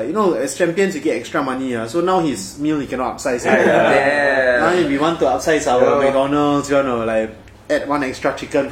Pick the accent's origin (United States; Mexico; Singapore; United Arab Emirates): Singapore; We are Singaporean. This is home truly.